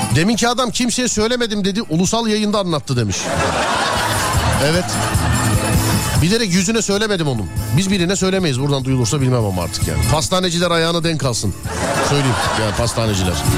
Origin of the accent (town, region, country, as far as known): İzmir, Turkey